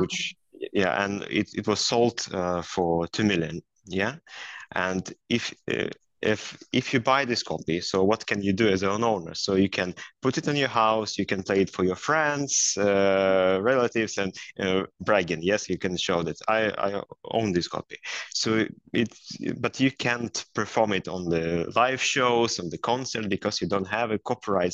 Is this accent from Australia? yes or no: no; Belarus; moved away as an adult; also born or lived in United States; now in Sweden; i was a lawyer so first i started my career as a lawyer in my home country, in Belarus, where I worked for a number of years.